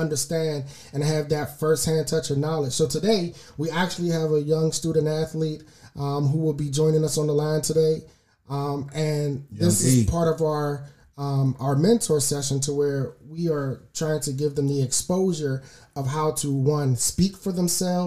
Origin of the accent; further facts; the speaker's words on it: Pittsburgh, Pennsylvania, United States; growing up in Pittsburgh